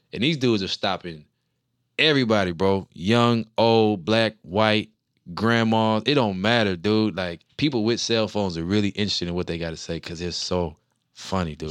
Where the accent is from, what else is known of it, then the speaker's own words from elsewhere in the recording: New Orleans, Louisiana, United States; moved away; I'm from New Orleans